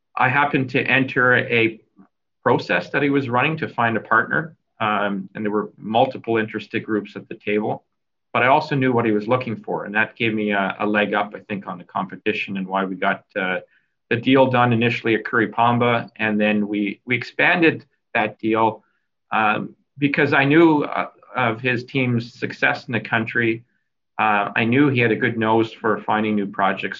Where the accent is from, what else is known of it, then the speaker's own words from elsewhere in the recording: Kelowna, British Columbia, Canada; moved away as an adult; also born or lived in Vancouver, Canada / Toronto, Canada; I'm a British Columbia raised kid uh, out of Kelowna, Vancouver, BC.